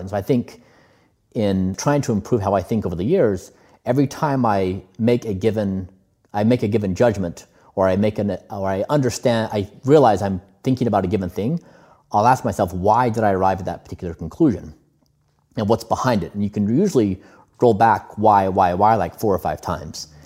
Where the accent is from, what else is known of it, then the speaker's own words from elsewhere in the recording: United States; we we both come from a similar background where we grew up in the United States.